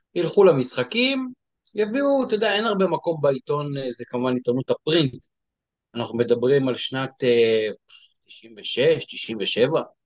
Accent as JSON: {"language": "Hebrew", "town": "Givatayim", "region": "Tel Aviv District", "country": "Israel", "tie": "born or raised there", "said": "גדלתי בגבעתיים"}